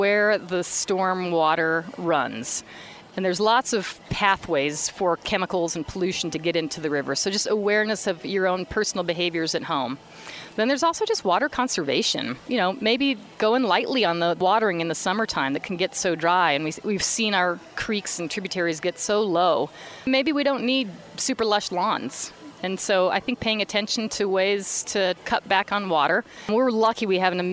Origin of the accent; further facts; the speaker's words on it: Boulder, Colorado, United States; now in Missoula, United States; I grew up in Boulder, Colorado